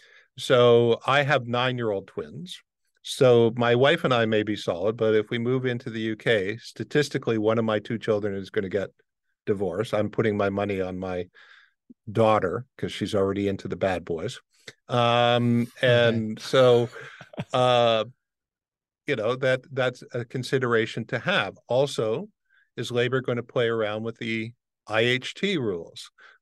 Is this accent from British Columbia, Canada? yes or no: no; Windsor, Ontario, Canada; I grew up in Windsor, Detroit area, when Detroit was known as Murder City.